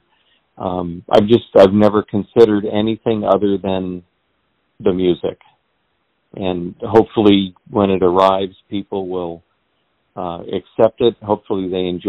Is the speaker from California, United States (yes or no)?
yes; Redlands, California, United States; I grew up in Redlands, California